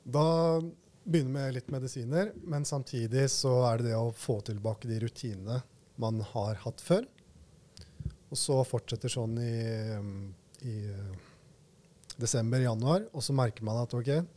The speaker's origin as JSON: {"language": "Norwegian", "town": "Skien", "region": "Telemark", "country": "Norway", "also_born_or_lived": "Oslo", "moved": "as an adult", "said": "jeg bestemte meg for å heller være mer hjemme i Skien enn å være i Oslo på den tiden"}